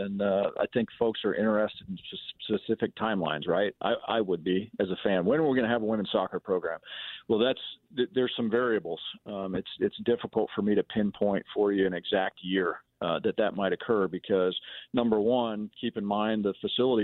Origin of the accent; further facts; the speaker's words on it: Manhattan, Kansas, United States; I grew up in Manhattan, I played soccer in high school